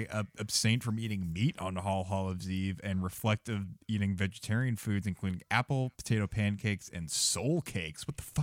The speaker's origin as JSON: {"language": "English", "country": "United States", "said": "I'm American."}